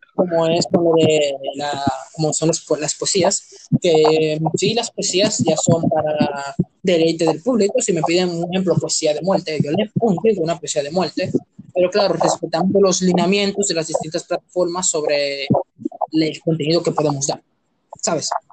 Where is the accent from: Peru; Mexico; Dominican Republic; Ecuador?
Dominican Republic; somos de nacionalidad dominicana